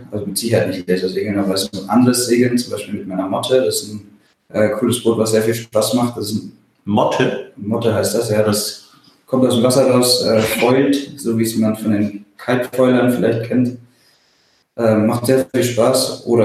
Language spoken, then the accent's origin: German; Bavaria, Germany; now in Kiel, Germany; aufgewachsen bin ich ja im Allgäu, also ganz auf der anderen Seite von Deutschland mhm. ähm, und wohne hier in Kiel seit 2009 fest.